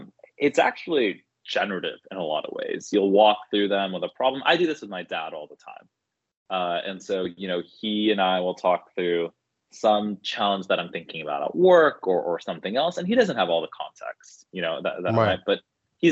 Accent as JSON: {"language": "English", "area": "Bay Area", "region": "California", "country": "United States", "tie": "born or raised there", "also_born_or_lived": "Boston", "said": "I grew up in the Bay Area and then went to school in the Northeast"}